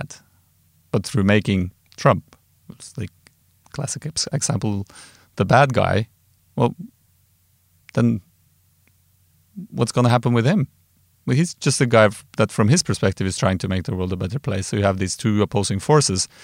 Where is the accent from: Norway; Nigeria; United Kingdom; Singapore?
Norway; Trondheim, Trøndelag; I grew up in Trondheim, and we used to drink moonshine with coffee